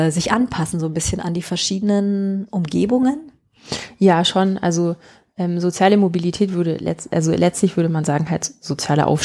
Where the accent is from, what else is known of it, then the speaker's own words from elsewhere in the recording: Markt Schwaben, Bavaria, Germany; das ist ganz ähm, interessant, weil das in Markt Schwaben, äh, wo ich herkomme.